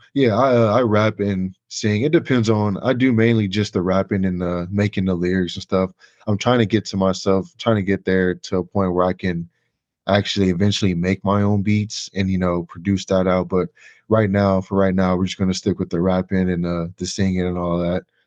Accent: Chicago, Illinois, United States; now in Indiana, United States; I'm originally from Chicago. I grew up in the area

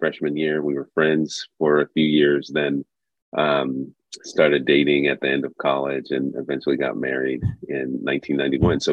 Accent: Los Angeles, California, United States; also born or lived in New York / Panama (family origin); now in Fresno, United States; I was born in New York and grew up in Southern California in the Los Angeles area

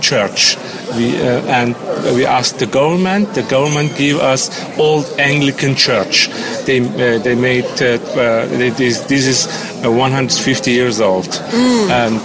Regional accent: near Ephesus, İzmir, Turkey; English is a second language; moved away as an adult; also born or lived in Germany; I born near Ephesus

